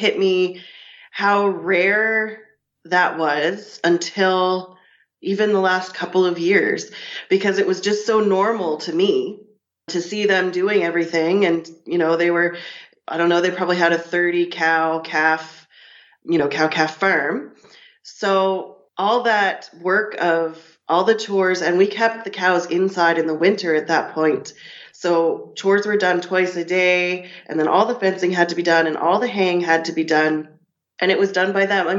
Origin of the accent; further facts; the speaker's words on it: Annapolis Valley, Nova Scotia, Canada; I'm from the Annapolis Valley, Nova Scotia. I grew up here